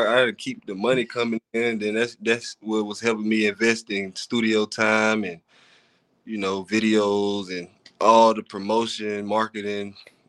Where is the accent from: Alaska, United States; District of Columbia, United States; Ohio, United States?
Ohio, United States; Cincinnati; born there; now in Fargo, United States; Well, I was born in Cincinnati, Ohio.